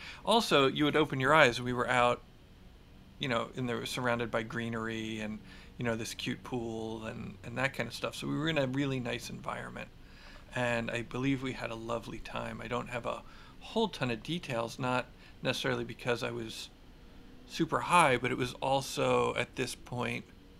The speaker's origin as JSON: {"language": "English", "town": "Philadelphia", "region": "Pennsylvania", "country": "United States", "tie": "born or raised there", "lives_now": "Marin, United States", "said": "No, I grew up in Philly. I grew up in the suburbs of Philly. I didn't move to Marin until much later."}